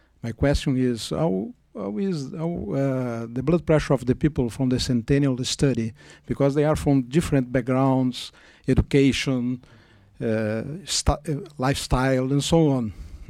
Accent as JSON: {"language": "English", "country": "Brazil", "said": "I'm from Brazil. I'm a visiting professor at the Brigham in the sabbatical."}